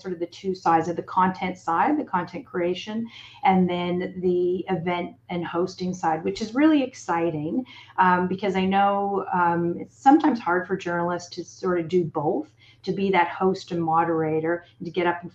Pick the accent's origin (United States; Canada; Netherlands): Canada; Toronto, Ontario; moved away as an adult; now in Australia; back in my hometown of Toronto and then came out to Australia